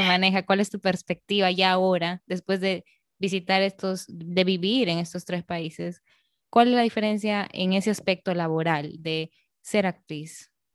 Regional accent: Arequipa, Peru; now in Dominican Republic; Como peruana, arequipeña

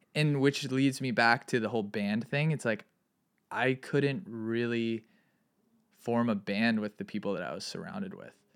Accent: Santa Barbara, California, United States; also born or lived in Ojai; I grew up in Santa Barbara

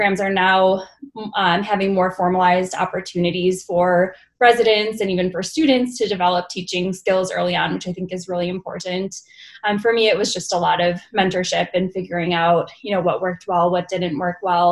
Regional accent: Buffalo, New York, United States; moved away as an adult; also born or lived in New Haven, Connecticut; now in Utah, United States; I'm originally from Buffalo, New York. I attended medical school there as well

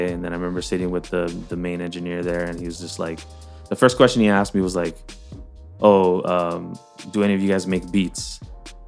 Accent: Hawaii, United States; moved away as an adult; everyone knew that I was from Hawaii.

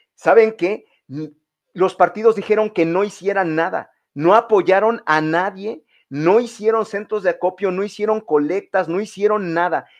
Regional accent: Mexico; nosotros sí somos mexicanos

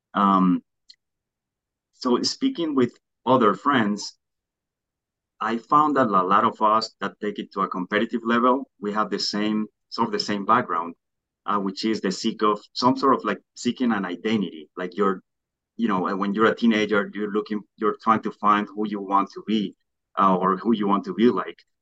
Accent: Colombia; moved away; I grew up in Colombia

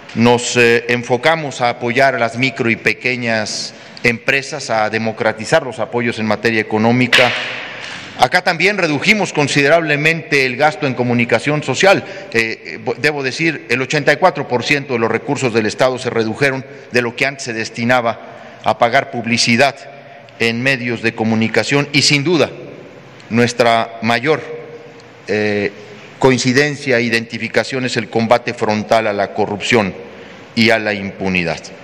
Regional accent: Mexico; como ciudadano seguiré muy pendiente de lo que ocurre en mi estado y en mi país

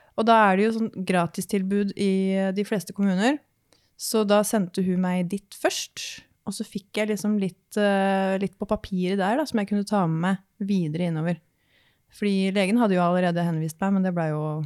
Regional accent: Horten, Vestfold, Norway; jeg kommer jo da fra Horten, Eh, nærmere sagt Skoppum

